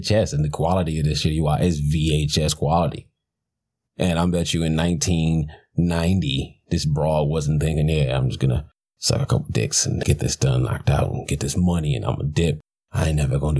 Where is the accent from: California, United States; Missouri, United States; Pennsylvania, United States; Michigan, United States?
Michigan, United States; Detroit; I'm from Detroit